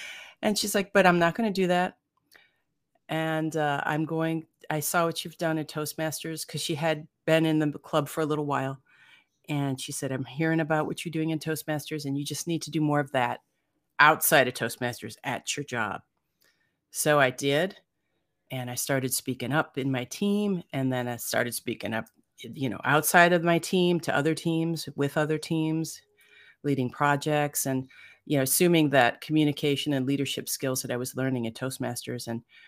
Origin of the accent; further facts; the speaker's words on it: Cleveland, Ohio, United States; I grew up in Cleveland, Ohio, and then I came out to California in Silicon Valley.